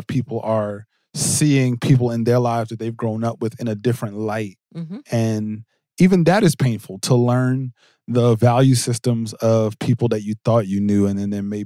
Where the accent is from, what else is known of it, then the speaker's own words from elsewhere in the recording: Jersey City, New Jersey, United States; I grew up in Jersey City, New Jersey